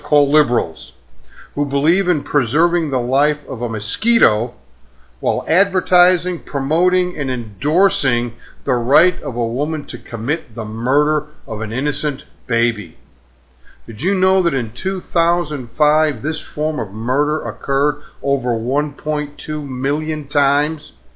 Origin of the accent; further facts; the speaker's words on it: United States; my country, the USA